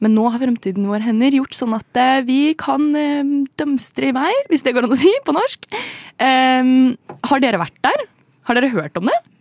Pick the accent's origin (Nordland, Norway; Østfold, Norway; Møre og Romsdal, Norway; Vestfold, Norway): Østfold, Norway; Indre; jeg er fra Indre Østfold.